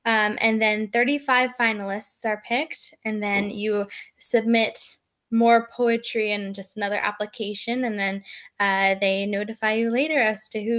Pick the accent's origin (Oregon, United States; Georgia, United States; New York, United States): Oregon, United States; born there; also born or lived in Mexico; now in Burlington, United States; I was born in Oregon, and then I moved to Mexico when I was only 2 months old, and I lived in Mexico for some time, and then I moved back up to Oregon and then sort of immediately moved to Burlington